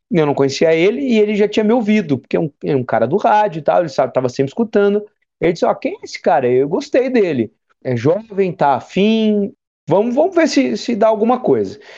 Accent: Cachoeira do Sul, Rio Grande do Sul, Brazil; also born or lived in Canoas / Santa Maria; eu passei por Canoas, passei por Santa Maria, mas boa parte da minha infância e adolescência foi na minha cidade natal, foi, foi Cachoeiro do Sul.

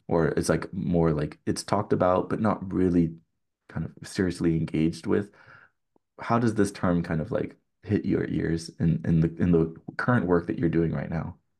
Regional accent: California, United States; growing up in California

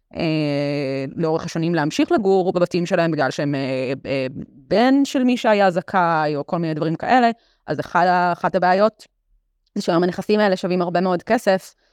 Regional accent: Jaffa, Tel Aviv District, Israel; אני גדלתי ביפו

